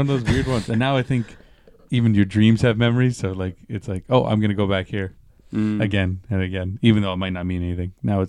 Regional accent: St. Catharines, Ontario, Canada; I remember exactly where it was in my hometown in St. Catharines.

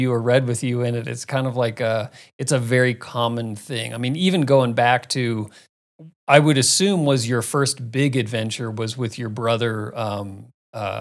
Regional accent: Phoenix, Arizona, United States; moved away; I grew up in Phoenix

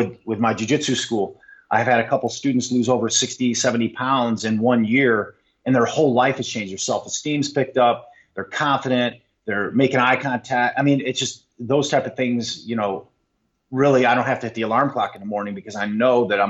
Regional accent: Monroe, Michigan, United States; moved away as an adult; now that I'm back in my hometown, I still have my hometown small here in Monroe, it's 30 miles south of Detroit

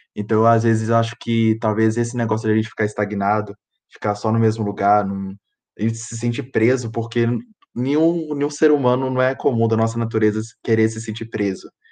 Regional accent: Ouro Branco, Minas Gerais, Brazil; eu sou de Ouro Branco

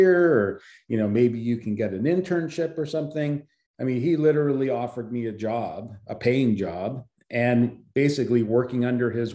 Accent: Philadelphia, Pennsylvania, United States; moved away; also born or lived in California; I had moved to California from back east, because I was born in Philadelphia

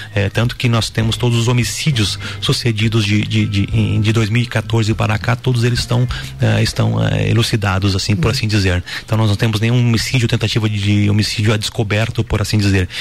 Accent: Lages, Santa Catarina, Brazil; moved away as an adult; also born or lived in Xanxerê / Curitibanos / Correia Pinto / São Joaquim; Sou lagiano, sou natural de Lages

